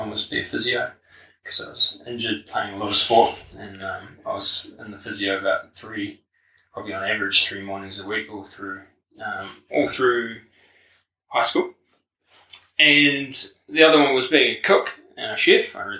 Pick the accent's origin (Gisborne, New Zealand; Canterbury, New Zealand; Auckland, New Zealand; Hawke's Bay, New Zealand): Hawke's Bay, New Zealand; Hastings; moved away as an adult; also born or lived in Napier, New Zealand / Dunedin, New Zealand; So I was born in Hawke's Bay, in Napier, and grew up in Hastings in Tijuana, I come from kind of a mixed family. Mum's a Kiwi girl from Dannebrog, and then Dad's a Dutch guy.